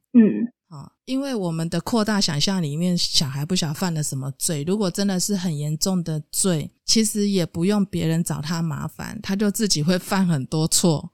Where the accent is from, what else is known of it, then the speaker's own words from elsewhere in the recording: central Taiwan, Taiwan; 因为我们中部人的生活其实确实是比较安逸一点的。